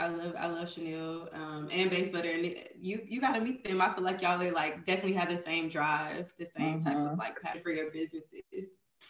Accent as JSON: {"language": "English", "town": "Brooklyn", "region": "New York", "country": "United States", "said": "I'm from Brooklyn."}